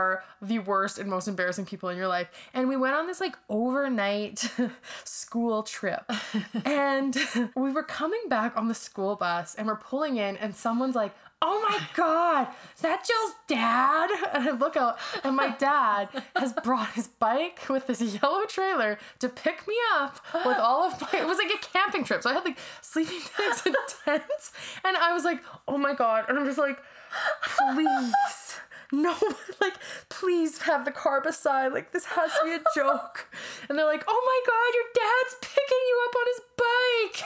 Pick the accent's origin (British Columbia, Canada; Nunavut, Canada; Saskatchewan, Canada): British Columbia, Canada; BC; we're here in my hometown. We both lived here in BC at my dad's house